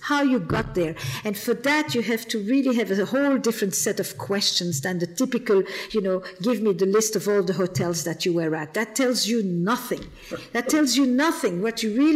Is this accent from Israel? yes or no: no; Flemish part of Belgium, Flanders, Belgium; I'm from the Flemish part of Belgium. I'm not French.